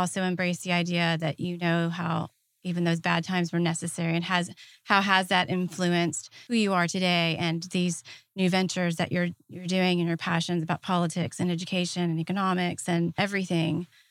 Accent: Deep South, United States; growing up in the Deep South

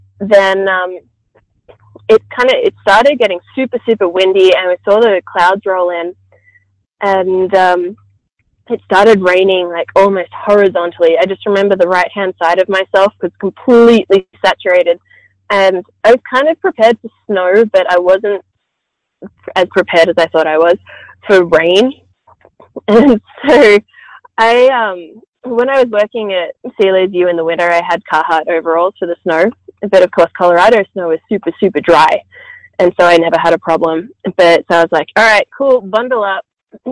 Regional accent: Australia; As an Australian

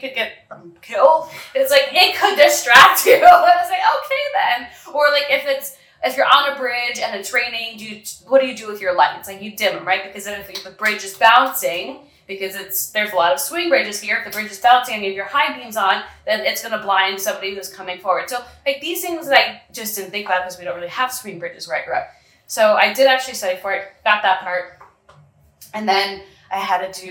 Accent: New York, United States; moved away as an adult; now in San Pedro, Belize; I'm from New York

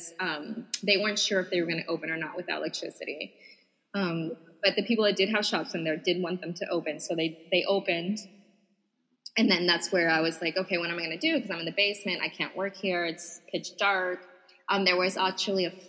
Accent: Puerto Rico; I would say Puerto Rico

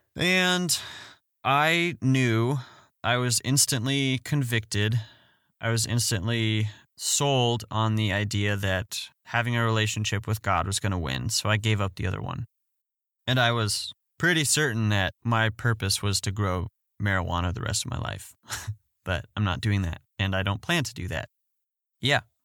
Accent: Fort Collins, Colorado, United States; I'm from Fort Morgan, Colorado. I grew up in Fort Collins, Colorado.

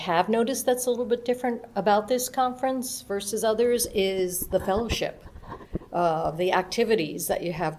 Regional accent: Knoxville, Tennessee, United States; I'm from the Knoxville, Tennessee area.

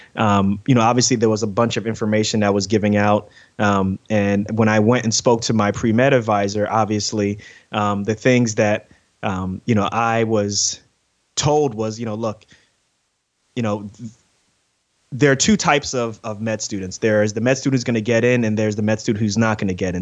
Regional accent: New York City, New York, United States; moved away; also born or lived in Newark, New Jersey; I grew up in Queens, New York

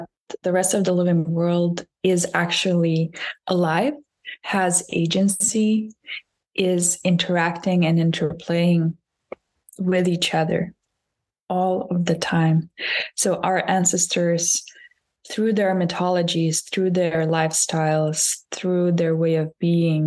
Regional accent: Lithuania; moved away as an adult; also born or lived in Scotland; now in Berlin, Germany; I come from Lithuania, so I come from the Baltic countries

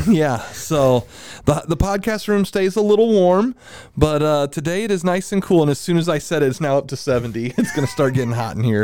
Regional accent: Milton, Florida, United States; I'm from Milton

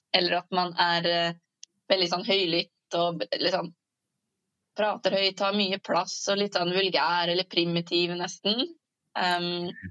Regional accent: Norway; man begynner å lære nynorsk på høgstadiet i Norge. For sånne som meg, da, som har bokmål som hovedmål

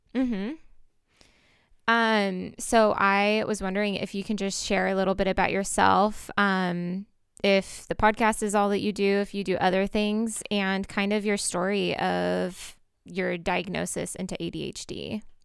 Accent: Portland, Oregon, United States; I'm actually from Portland

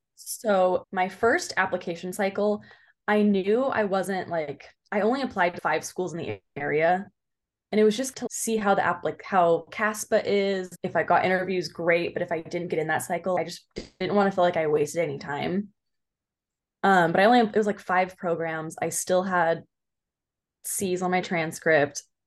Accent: Orange County, California, United States; now in Claremont, United States; I'm from Orange County

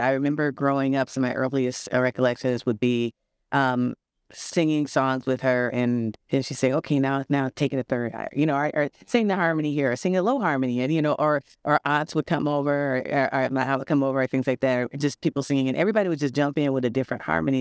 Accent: St. Louis, Missouri, United States; now in Milwaukee, United States; I'm originally from Saint Louis.

